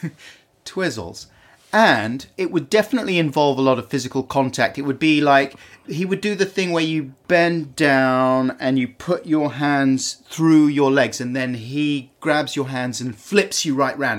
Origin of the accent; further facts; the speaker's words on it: London, United Kingdom; also born or lived in Earl's Court; I was born in the Gold Hawk Road